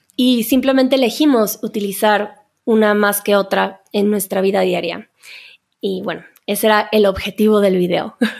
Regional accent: Mexico; creo que en México no utilizamos mucho el pasado compuesto

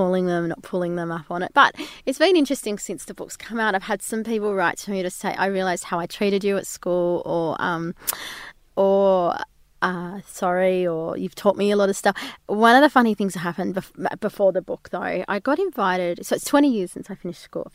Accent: outside of Albury, New South Wales, Australia; I grew up outside of Albury, even in a town that was 500 people, and then we moved to a town that was 200 people.

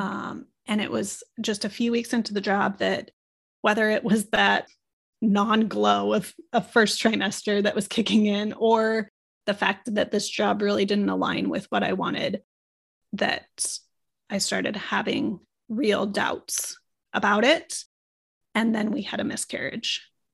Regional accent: Omaha, Nebraska, United States; I was a city girl in, growing up in Omaha, Nebraska

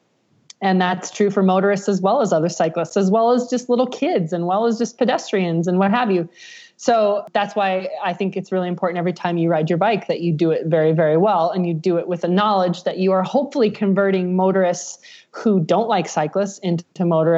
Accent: Nebraska, United States; now in Colorado, United States; I'm from Nebraska

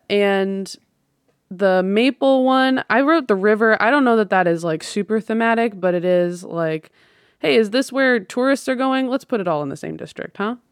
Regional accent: the Northwest, Pacific Northwest, United States; growing up in the Northwest

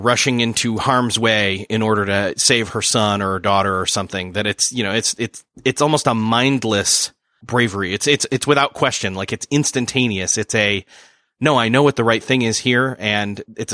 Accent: Rochester, New York, United States; moved away; My hometown is Rochester, New York, the home of Kodak

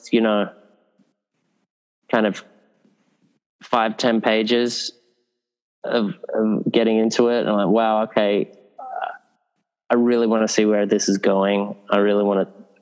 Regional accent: Sydney, New South Wales, Australia; moved away as an adult; also born or lived in England; I was a kid growing up in Northern Beaches in Sydney

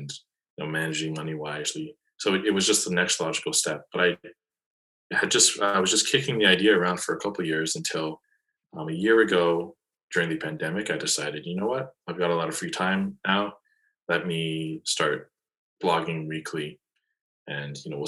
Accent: Toronto, Ontario, Canada; I'm born and raised in Toronto

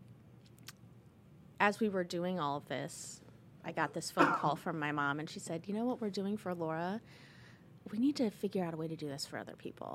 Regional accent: Indianapolis, Indiana, United States; also born or lived in Hawaii / Illinois; I am an Indianapolis native. I grew up kind of in the Midtown North Side area, went to IPS elementary schools

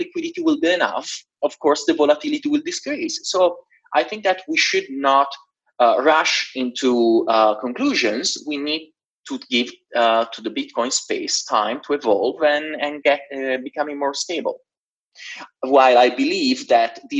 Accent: Genoa, Liguria, Italy; moved away as an adult; also born or lived in Switzerland / London; my hometown in Genoa, in Italy

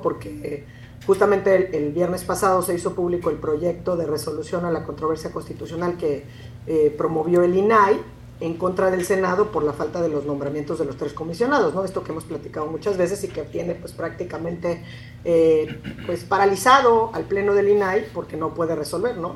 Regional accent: Mexico; nosotros como mexicanos

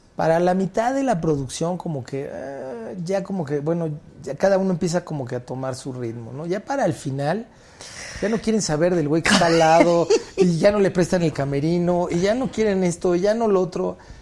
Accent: Mexico; el humor tan negro que luego tenemos los mexicanos

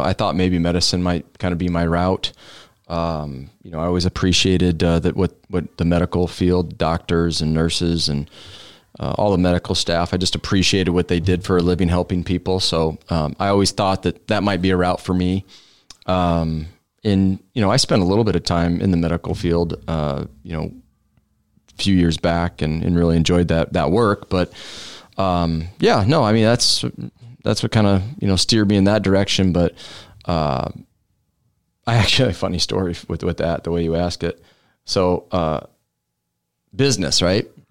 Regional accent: Omaha, Nebraska, United States; 151st and Drexel is where I grew up

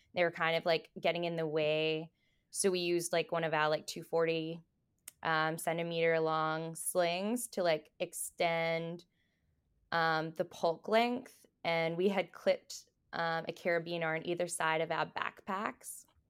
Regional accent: Australia; moved away as an adult; now in Bow Valley, Canada; I'm originally from Australia, but I've been in Canada for about seven years now.

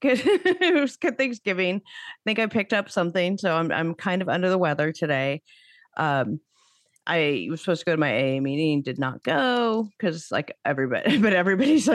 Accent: San Francisco Bay Area, California, United States; grew up in the San Francisco Bay Area in the, you know, 80s and 90s

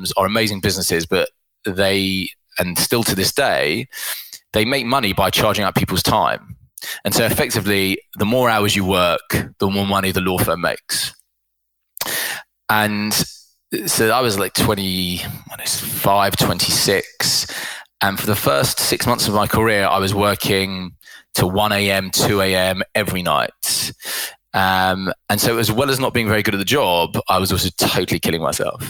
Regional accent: London, United Kingdom; I grew up in London and have lived in the UK my whole life

